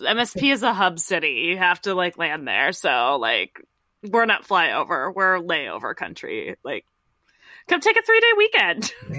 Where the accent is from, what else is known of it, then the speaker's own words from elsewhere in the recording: Midwest / Minnesota, United States; as a Midwesterner